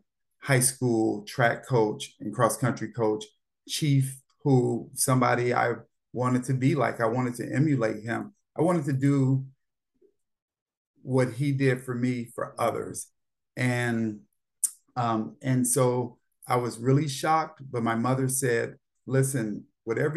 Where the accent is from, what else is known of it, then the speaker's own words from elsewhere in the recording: Gary, Indiana, United States; moved away as an adult; now in Washington, D.C., United States; I grew up in Gary, Indiana